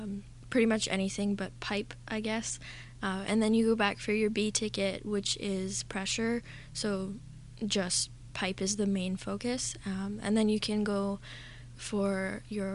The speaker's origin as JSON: {"language": "English", "town": "Nanaimo", "region": "British Columbia", "country": "Canada", "tie": "born or raised there", "said": "I was born in Nanaimo. So at the NRGH hospital."}